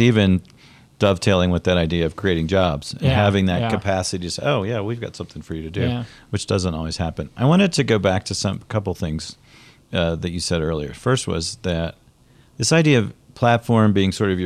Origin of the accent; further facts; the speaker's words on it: Pennsylvania, United States; moved away; I'm from Pennsylvania.